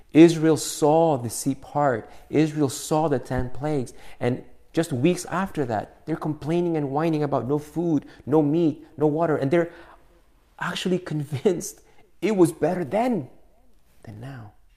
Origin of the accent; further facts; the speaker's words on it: Argentina; now in United States; before I was a U.S. citizen, you know that I was an Argentinian citizen